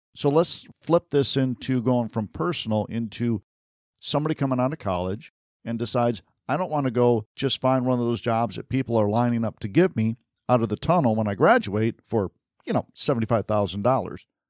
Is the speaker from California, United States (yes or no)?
no; Michigan, United States; moved away; I'm from Michigan originally, so I'm a Sparty